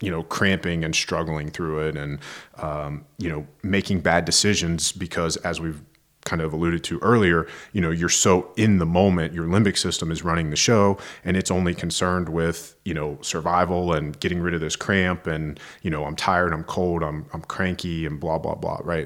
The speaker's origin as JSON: {"language": "English", "town": "Roanoke", "region": "Virginia", "country": "United States", "tie": "born or raised there", "said": "I'm a fellow Virginian, so, um, I'm from the western part of the state."}